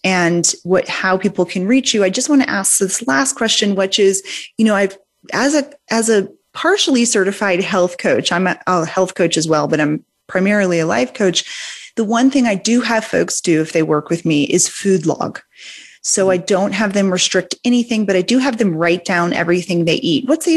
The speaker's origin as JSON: {"language": "English", "town": "New Orleans", "region": "Louisiana", "country": "United States", "tie": "born or raised there", "said": "I grew up in Louisiana and New Orleans"}